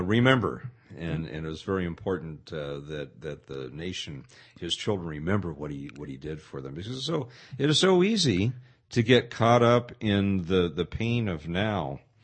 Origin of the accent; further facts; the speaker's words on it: Pasadena, California, United States; moved away; when I grew up in Pasadena